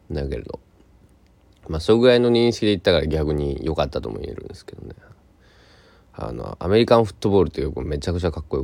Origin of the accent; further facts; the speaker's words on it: Kochi, Japan; ところ変わって高知県、えー、僕の生まれ育った、まあ、高速で1時間半で高知